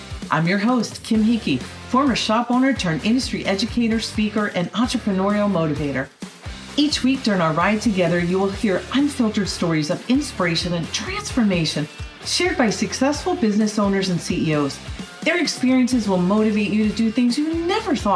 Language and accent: English; Northeast, United States; moved away; I grew up in the Northeast and had my many years of digging out snow and defrosting windshields